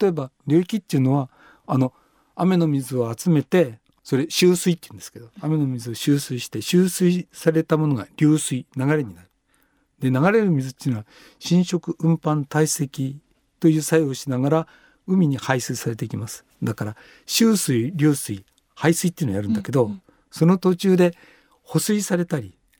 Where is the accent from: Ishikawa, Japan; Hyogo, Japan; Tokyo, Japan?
Tokyo, Japan; banks of the Meguro River; 僕は目黒川のほとりで生まれたから